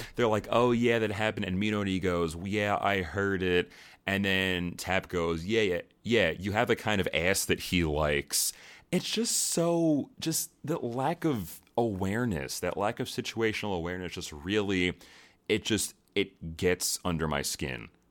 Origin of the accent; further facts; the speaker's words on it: United States; Being an American